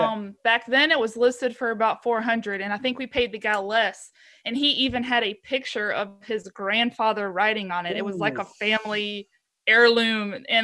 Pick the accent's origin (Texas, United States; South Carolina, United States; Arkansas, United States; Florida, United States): South Carolina, United States; Columbia; I am a buzzard from Columbia, South Carolina